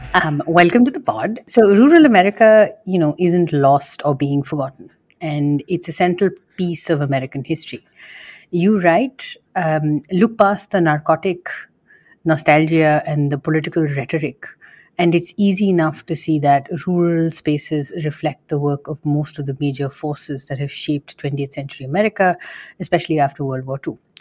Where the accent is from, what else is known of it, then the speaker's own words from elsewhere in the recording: India; moved away; somebody who grew up in India